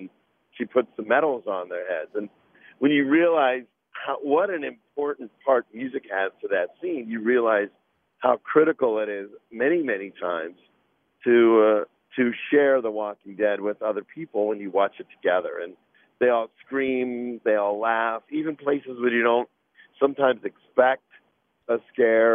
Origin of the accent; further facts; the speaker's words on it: Pittsburgh, Pennsylvania, United States; moved away; I grew up in Pittsburgh